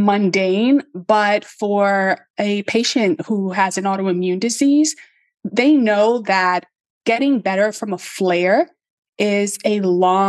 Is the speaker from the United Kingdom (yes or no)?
no; New York City, New York, United States; I'm from the South Bronx. Like, we don't have nature